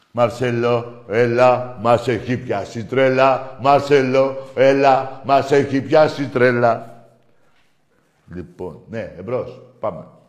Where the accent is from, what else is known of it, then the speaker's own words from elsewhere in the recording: Greece; εμείς είμαστε Έλληνες